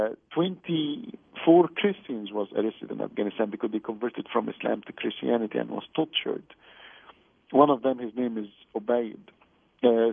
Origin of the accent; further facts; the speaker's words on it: Egypt; moved away as an adult; also born or lived in Israel; now in Toronto, Canada; I'm an Egyptian. I'm African, for goodness sake. That's my roots.